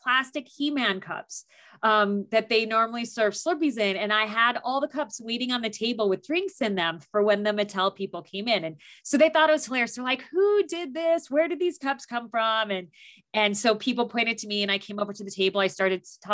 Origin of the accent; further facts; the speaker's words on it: Phoenix, Arizona, United States; moved away as an adult; also born or lived in Tucson, Arizona / Southern California / Southeast Asia; I grew up in Phoenix, Arizona